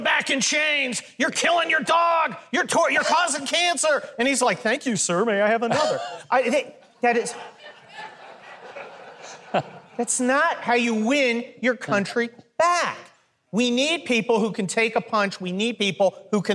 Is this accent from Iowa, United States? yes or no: no; California, United States; I am from California